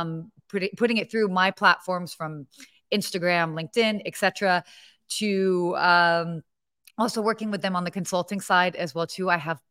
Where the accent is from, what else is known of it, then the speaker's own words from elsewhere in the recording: Atlanta, Georgia, United States; also born or lived in Pennsylvania / Saudi Arabia / London; now in Los Angeles, United States; So I was born in Pennsylvania, but I grew up living in Saudi Arabia, London, England, Atlanta, Georgia. Got a little bit of that dirty South in me.